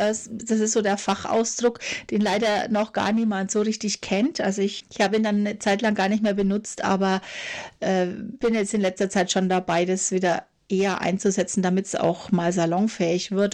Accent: Franconia, Bavaria, Germany; also born or lived in Nuremberg; ich komme auch aus Franken

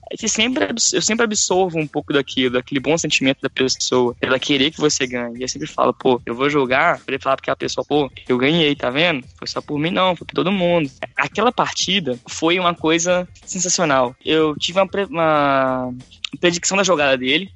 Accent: interior of Minas Gerais, Brazil; now in Belo Horizonte, Brazil; Eu sou de uma cidade do interior de Minas Gerais e eu tinha acabado de mudar para Belo Horizonte naquele ano

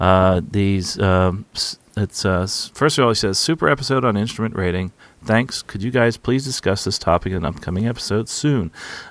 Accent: New Jersey, United States; the town I live in here, where I grew up in here in New Jersey

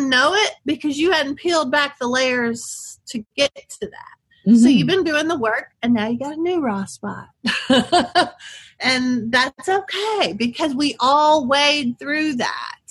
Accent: Texas, United States; I'm from Texas

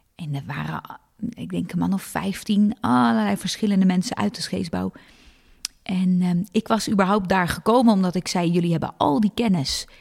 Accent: Hilversum, North Holland, Netherlands; ik ben in Hilversum opgegroeid.

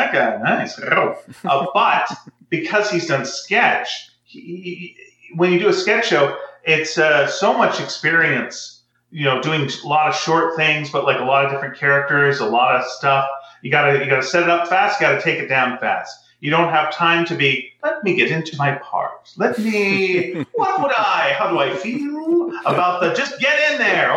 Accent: Canada; being Canadian

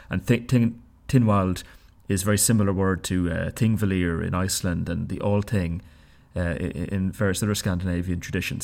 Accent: Ireland; now in Bern, Switzerland; at school in Ireland

